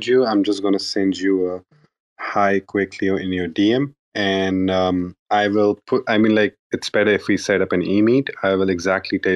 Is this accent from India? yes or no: yes; India; now in Middle East; I'm based in Middle East. I'm actually from India